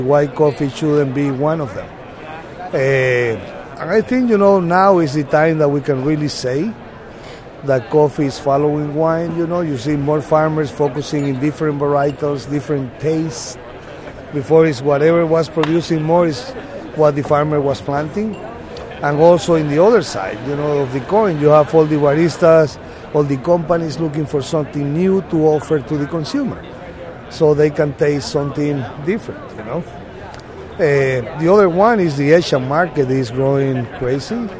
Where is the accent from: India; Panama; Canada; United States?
Panama; Boquete, Chiriquí; I come from Panama, from Boquete, a small coffee town.